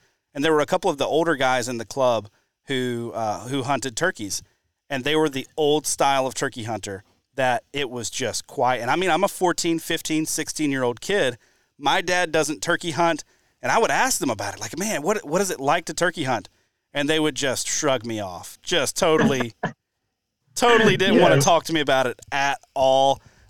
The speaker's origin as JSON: {"language": "English", "town": "Mobile", "region": "Alabama", "country": "United States", "tie": "born or raised there", "lives_now": "Wisconsin, United States", "said": "I grew up in the Southeast, grew up in the deep South. I grew up in Mobile."}